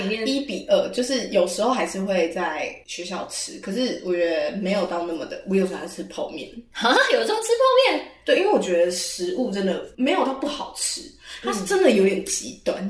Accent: Taiwan; 我是台湾人

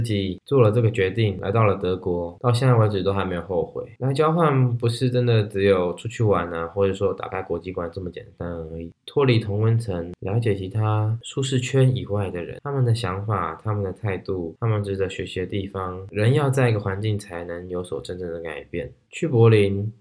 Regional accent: Taiwan; moved away as an adult; now in Germany; 尤其我是从台湾的体制所长大，一心把课业为重

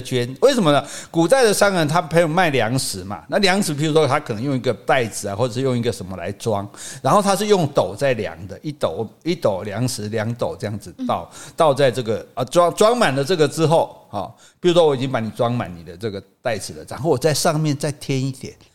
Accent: Sanxing, Yilan County, Taiwan; 我依然啊，我依然三生乡出世

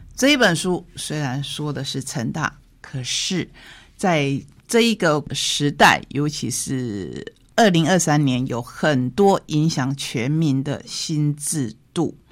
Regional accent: Taitung County, Taiwan; also born or lived in Tainan; 跟着现在我们台东的国本农场的王家移民到了台东

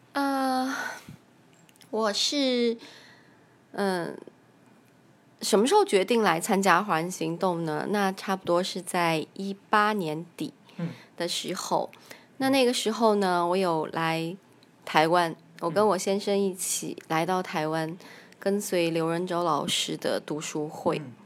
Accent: Kunming, Yunnan, China; 我是来自中国大陆，云南昆明。我有一个七岁的女儿

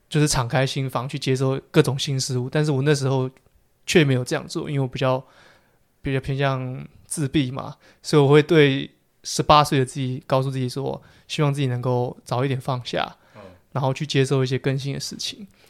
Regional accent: Taipei, Taiwan; also born or lived in Changhua; 我是台北人

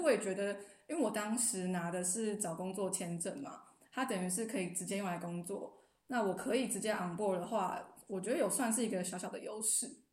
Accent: Taiwan; moved away as an adult; now in Berlin, Germany; 我以前在台湾的时候，讲中文我就可以很直接

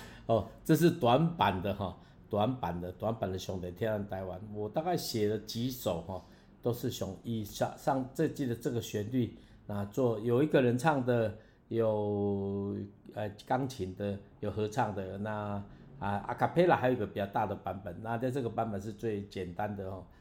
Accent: Taiwan; 我是台湾人，我会讲台湾话

